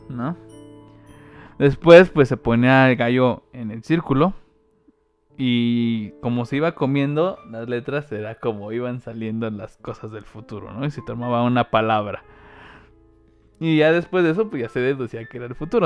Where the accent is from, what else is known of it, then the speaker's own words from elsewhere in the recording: Mexico; soy mexicano